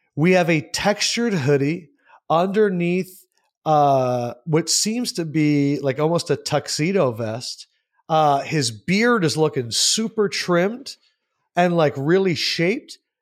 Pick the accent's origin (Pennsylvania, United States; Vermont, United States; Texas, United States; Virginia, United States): Pennsylvania, United States; Southampton; moved away as an adult; also born or lived in Syracuse, New York / Hastings, Nebraska / Louisville, Kentucky; I'm from Bucks County. I grew up in Southampton and Holland